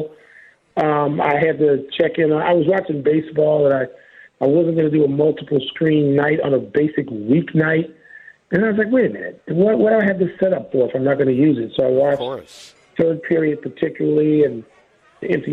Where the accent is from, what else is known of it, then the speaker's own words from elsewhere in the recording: Chicago, Illinois, United States; being a Chicagoan